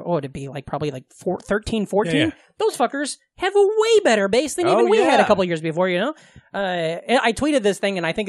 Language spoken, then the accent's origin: English; Omaha, Nebraska, United States; moved away; also born or lived in Des Moines; I grew up right outside of Omaha